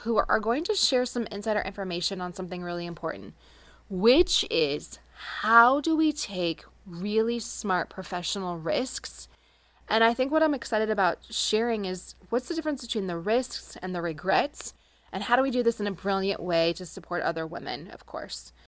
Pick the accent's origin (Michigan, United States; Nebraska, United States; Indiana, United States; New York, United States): Indiana, United States; Carmel; all the way from Carmel, Indiana, which is my hometown